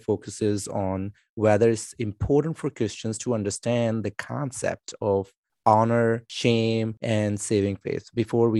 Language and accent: English; Pakistan; I am from Pakistan